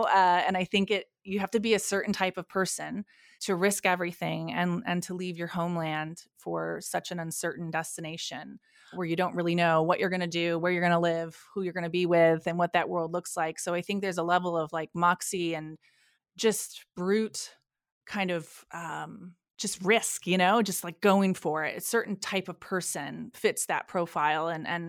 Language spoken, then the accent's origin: English; Rochester, New York, United States; So I grew up in Western New York, in Rochester, New York. Spent most of my childhood here in New York.